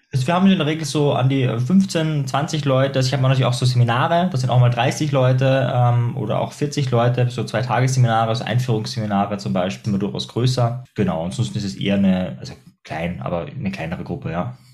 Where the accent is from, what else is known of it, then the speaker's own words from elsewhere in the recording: Austria; bei uns in Österreich